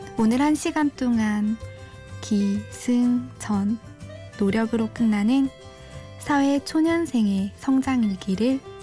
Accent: Daegu, South Korea; moved away as an adult; now in Ilsan, South Korea; 대구에서 나고 자라서 대학까지 졸업을 했는데 첫 직장으로 경기도 일산까지 오게 됐어요.

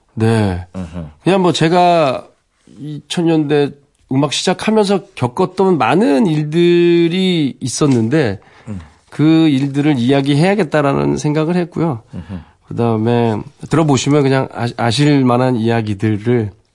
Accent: Jecheon, North Chungcheong, South Korea; moved away as an adult; also born or lived in Seoul; 저는 이제 태, 어나길 거기서 태어나고 와우. 서울에 이제 대학교를 오면서 이제 상경을 한 건데 아. 그 고향에 대한 향수가 너무 강해서

